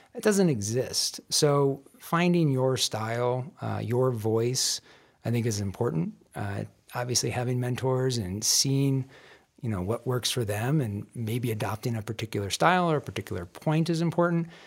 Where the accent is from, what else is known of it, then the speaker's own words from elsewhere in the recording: Michigan, United States; moved away as an adult; also born or lived in Denver, Colorado; now in Colorado, United States; I grew up in Michigan